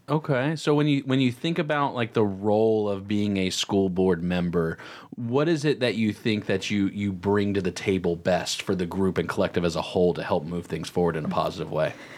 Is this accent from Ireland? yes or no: no; Cornelius, North Carolina, United States; we grew up in Cornelius Huntersville area.